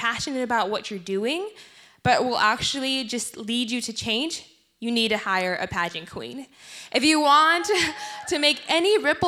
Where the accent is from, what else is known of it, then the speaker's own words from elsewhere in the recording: South Sudan; moved away; my home country, the Republic of South Sudan